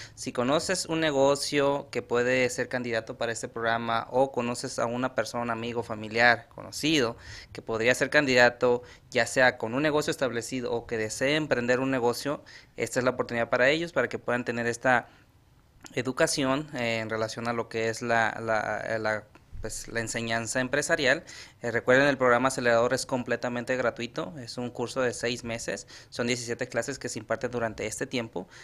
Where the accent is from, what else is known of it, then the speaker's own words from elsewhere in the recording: Sinaloa, Mexico; soy de dónde soy, soy de Sinaloa